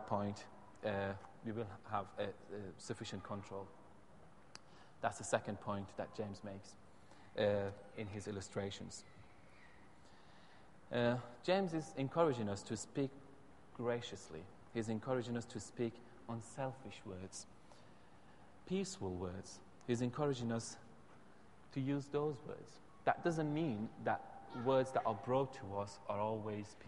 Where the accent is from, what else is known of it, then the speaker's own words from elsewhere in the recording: Iran; first language Persian; English is a second language; moved away; I'm from Iran, and my mother tongue is Farsi.